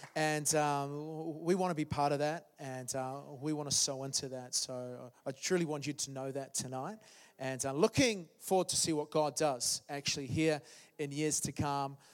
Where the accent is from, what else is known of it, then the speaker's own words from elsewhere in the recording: New Zealand; moved away as an adult; now in London, United Kingdom; I'm from, I'm from New Zealand originally. Um, so that was 13 years ago. We came to London, my wife and I.